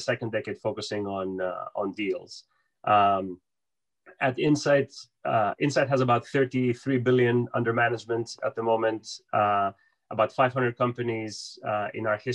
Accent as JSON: {"language": "English", "town": "Piraeus", "region": "Attica", "country": "Greece", "tie": "born or raised there", "moved": "as an adult", "lives_now": "United States", "said": "I was born and raised in Piraeus. I moved to the US when I was 18"}